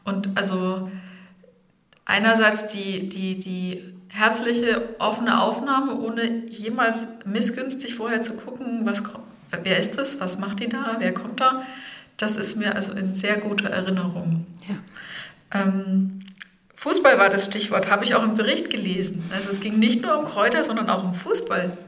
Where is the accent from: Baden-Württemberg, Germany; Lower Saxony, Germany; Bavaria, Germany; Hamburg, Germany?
Bavaria, Germany; Bad Neustadt an der Saale; ich bin Rhönerin. In Bad Neustadt geboren und aufgewachsen